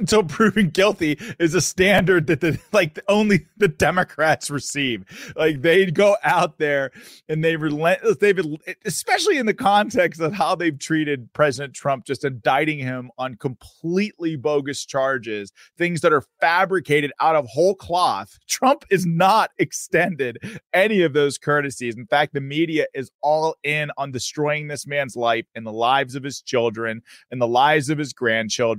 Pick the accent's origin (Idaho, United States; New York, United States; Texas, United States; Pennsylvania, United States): Pennsylvania, United States; I go back to my home state of Pennsylvania